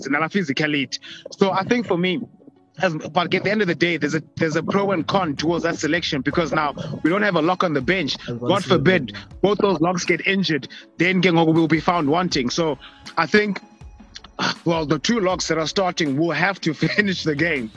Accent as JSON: {"language": "English", "country": "South Africa", "said": "As South African rugby lovers"}